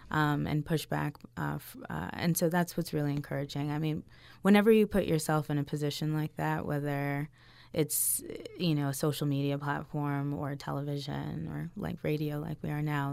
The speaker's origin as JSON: {"language": "English", "region": "Maryland", "country": "United States", "tie": "born or raised there", "said": "I grew up in Maryland"}